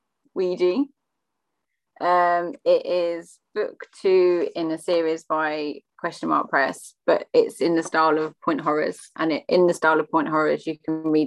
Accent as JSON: {"language": "English", "town": "Watford", "region": "East of England", "country": "United Kingdom", "moved": "yes", "lives_now": "Dover, United Kingdom", "said": "I'm originally from Watford"}